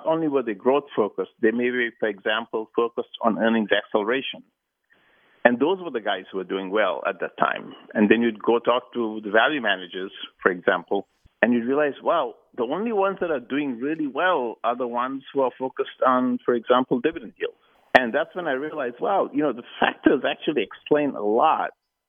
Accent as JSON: {"language": "English", "country": "Sri Lanka", "tie": "born or raised there", "moved": "as an adult", "said": "But I really, you know, growing up in Sri Lanka, it was traditional for people to go to school or university in the UK."}